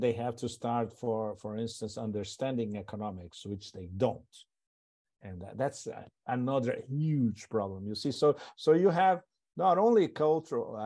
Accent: Brazil; moved away; also born or lived in Europe / Thailand / Hong Kong; I was born in Brazil, so it's part of my past a long time ago

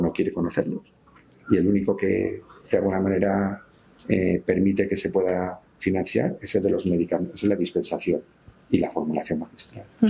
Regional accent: Valencian Community, Spain; soy valenciano

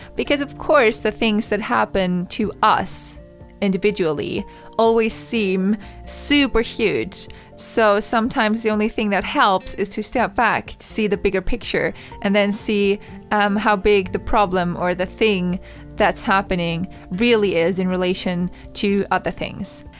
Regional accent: Vienna, Austria; English is a second language; I was from Vienna

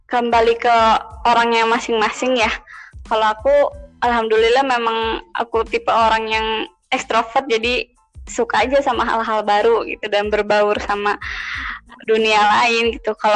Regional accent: Indonesia; bahkan uh, kita ini orang Indo uh, mereka tuh tahu banget orang Indonesia

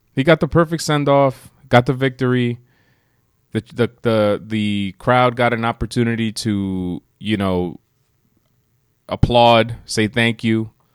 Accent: United States; we are both first generation Americans

